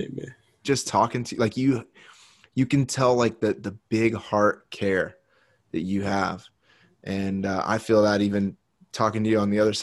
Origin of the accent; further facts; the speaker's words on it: United States; I was born in the United States to a pastor.